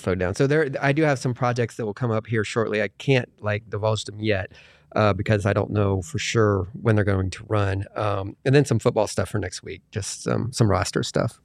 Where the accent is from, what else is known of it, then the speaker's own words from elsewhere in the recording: Indiana, United States; moved away; I'm from Indiana